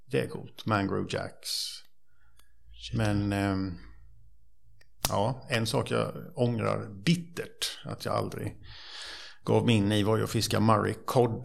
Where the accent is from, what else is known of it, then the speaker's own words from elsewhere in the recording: Bankeryd, Jönköping County, Sweden; jag är uppvuxen i, eh, Trånghalla, eller Bankeryd kan man säga, på Vätterns